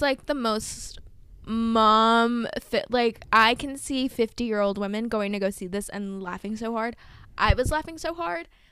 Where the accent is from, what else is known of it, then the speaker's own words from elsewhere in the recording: Michigan, United States; growing up in Michigan